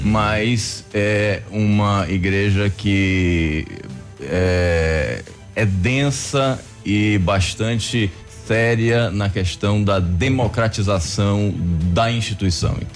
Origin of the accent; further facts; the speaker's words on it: Salvador, Bahia, Brazil; moved away as an adult; now in Pato Branco, Brazil; Sou natural país? de Salvador.